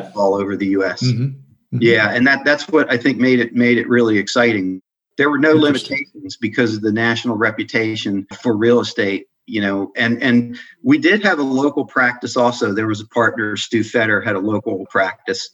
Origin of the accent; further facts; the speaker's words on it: Adelphi, Maryland, United States; also born or lived in Washington, D.C.; we moved out to the suburbs in uh, Adelphi, Maryland, where I was raised